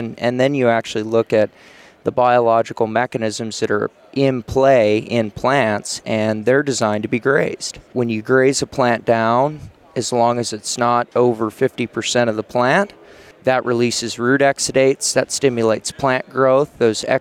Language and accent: English; Billings, Montana, United States; I grew up in Billings